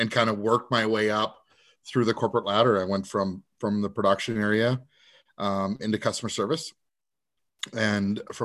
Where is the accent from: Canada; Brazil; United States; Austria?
Canada; Vancouver Island, British Columbia; I was raised on Vancouver Island